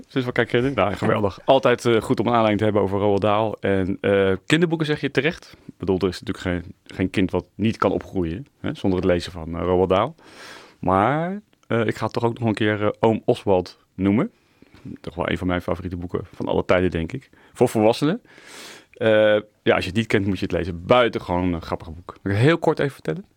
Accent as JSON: {"language": "Dutch", "town": "The Hague", "region": "South Holland", "country": "Netherlands", "said": "ik ben Hagenaar"}